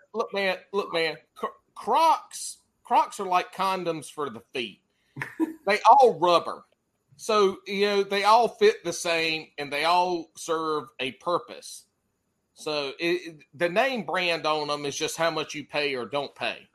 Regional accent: the Carolinas, United States; I'm from the Carolinas

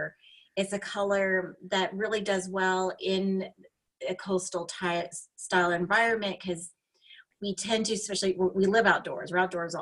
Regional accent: Los Angeles, California, United States; So I live in Southern California, and I'm from the beaches of LA. So very iconic beaches. A lot of movies and TV shows are filmed in my hometown

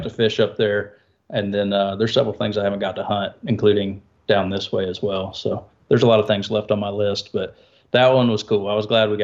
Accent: South Georgia, United States; also born or lived in Missouri; now in Nashville, United States; I grew up in South Georgia growing up bow hunting pigs

